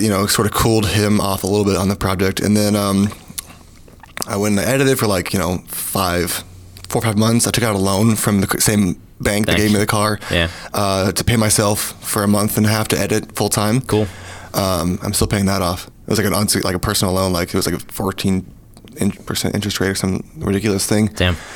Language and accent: English; Kentucky, United States; Kentucky, and I'm from Kentucky, so that was really cool.